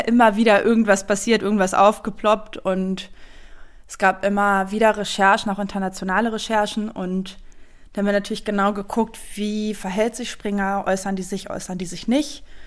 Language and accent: German; East Germany, Germany; ich komme aus Ostdeutschland